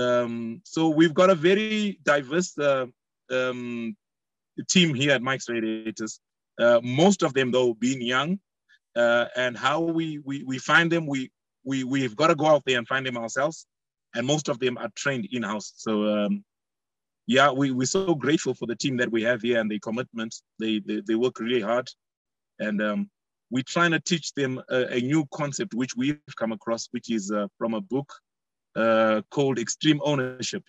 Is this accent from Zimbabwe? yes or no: yes; Zimbabwe; As a young person, you know, growing up in Africa